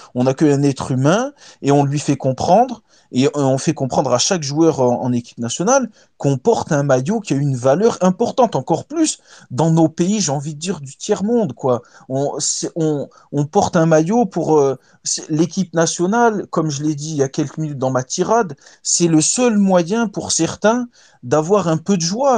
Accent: Tunisia; chez nous en Tunisie

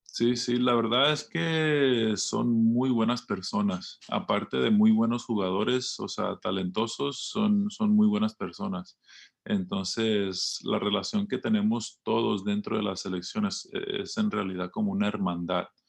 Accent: Los Angeles, California, United States; creciendo en Los Ángeles

